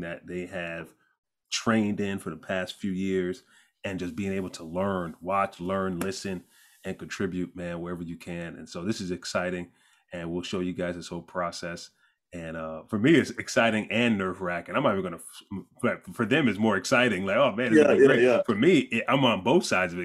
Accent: New York, United States; I'm born and raised in New York.

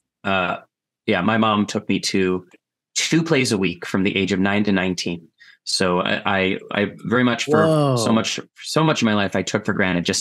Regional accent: Scarsdale, New York, United States; also born or lived in Chicago / San Francisco / Canada / North Carolina; age of 9 to 19, we lived in Scarsdale, New York, which was just under an hour from the city.

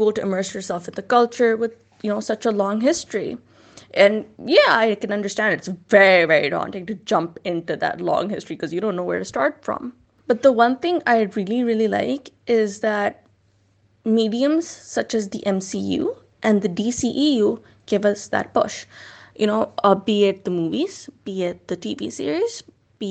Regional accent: Pakistan; as Muslims, as Pakistanis

